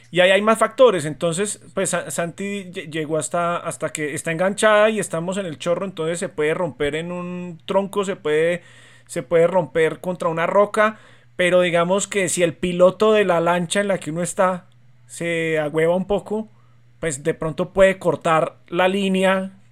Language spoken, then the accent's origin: Spanish; Medellín, Antioquia, Colombia; now in Bogotá, Colombia; nosotros evidentemente nacimos en Medellín